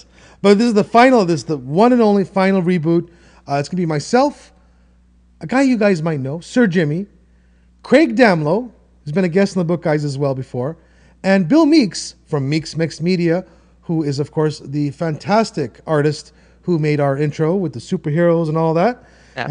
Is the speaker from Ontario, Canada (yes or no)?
yes; Toronto, Ontario, Canada; I'm from Toronto and I'm in Toronto, I am Toronto.